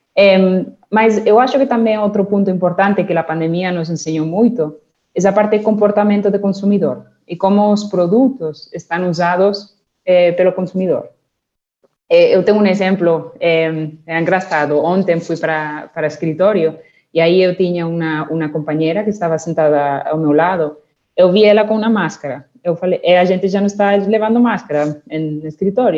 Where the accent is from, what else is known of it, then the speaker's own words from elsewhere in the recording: Barcelona, Catalonia, Spain; Portuguese is a second language; moved away as an adult; also born or lived in United Kingdom; now in Brazil; Yo comencé mi carrera en España, en Barcelona, son eh, soy nacida en Barcelona